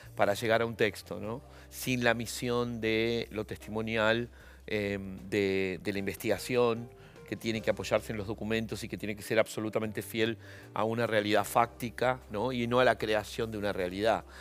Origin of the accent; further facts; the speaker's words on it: Argentina; also born or lived in La Unión, Chile; yo he sido un niño muy argentino, eh, eh, eh, digamos, nací en Chile, pero yo vine cuando tenía cuatro años.